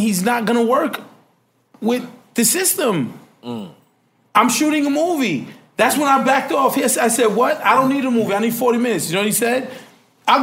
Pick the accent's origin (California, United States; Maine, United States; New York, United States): New York, United States; New York City; I grew up in Jamaica, Queens, Hollis, Queens, Queens Village, whatever the fuck you want to call it.